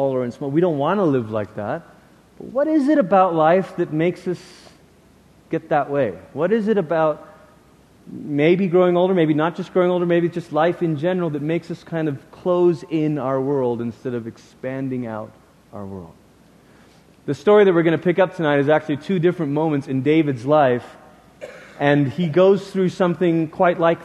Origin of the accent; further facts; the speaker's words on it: Peninsular Malaysia, Malaysia; moved away; we lived in the peninsula part of Malaysia